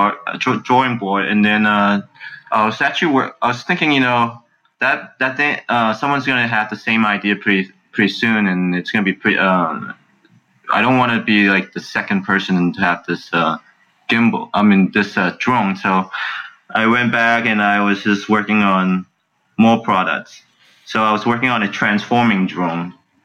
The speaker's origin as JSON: {"language": "English", "town": "San Francisco", "region": "California", "country": "United States", "tie": "born or raised there", "also_born_or_lived": "China"}